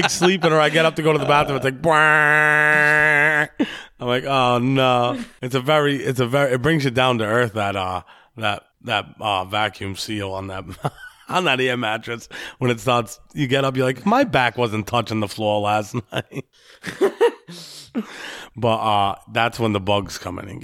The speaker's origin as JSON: {"language": "English", "region": "Rhode Island", "country": "United States", "accent": "Rhode Island", "moved": "as an adult", "lives_now": "South Carolina, United States", "said": "my Rhode Island accent"}